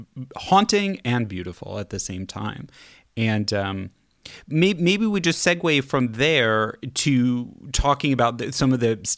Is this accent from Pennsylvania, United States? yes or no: no; Kansas City, Missouri, United States; moved away; also born or lived in Los Angeles; I grew up in Kansas City